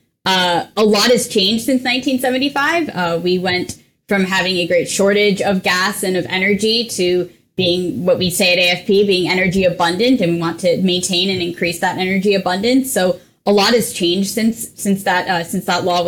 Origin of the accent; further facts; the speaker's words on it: New England, United States; I'm also originally from New England